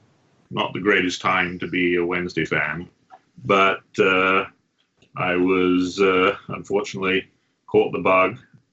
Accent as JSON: {"language": "English", "town": "Sheffield", "region": "Yorkshire and the Humber", "country": "United Kingdom", "tie": "born or raised there", "moved": "yes", "lives_now": "Long Island, United States", "said": "I'm the dad, and I grew up in Sheffield."}